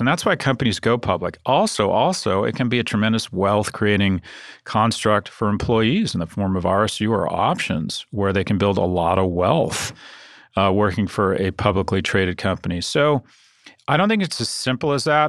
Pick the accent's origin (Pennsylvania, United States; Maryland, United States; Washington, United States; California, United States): California, United States; San Diego; I was born in San Diego